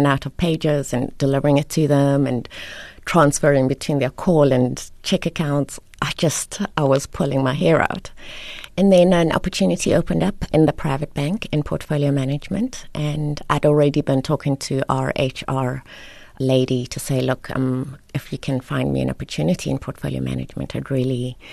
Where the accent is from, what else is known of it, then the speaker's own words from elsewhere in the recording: Queenstown, Eastern Cape, South Africa; also born or lived in Lesotho; My dad was Sotho, Mosotho, and my mom was Xhosa from the Eastern Cape. And then when they separated, we moved, all three of us, so I've got two older siblings. We moved to the Eastern Cape with my mom and ended up going to school at Queen's College. Well, my brother was at Queen's College and I was at Queenstown Girls High